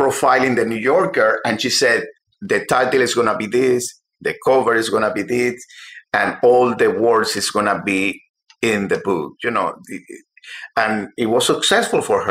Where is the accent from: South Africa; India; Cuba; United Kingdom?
Cuba; moved away as an adult; also born or lived in Havana, Cuba; now in United States; I was working at the Herald when I came from Cuba in 1991